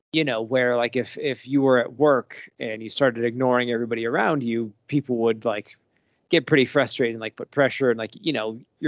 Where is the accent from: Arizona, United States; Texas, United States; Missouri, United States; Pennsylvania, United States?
Arizona, United States; also born or lived in Virginia; now in Colorado, United States; I'm from Arizona originally